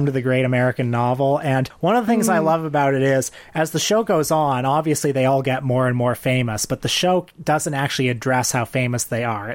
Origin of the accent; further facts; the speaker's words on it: Canada; I'm Canadian.